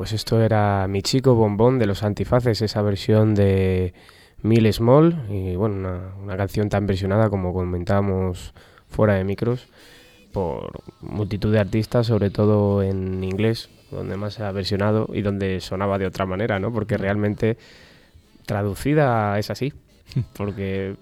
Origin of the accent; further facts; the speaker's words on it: Spain; nuestra España cañí de aquellos años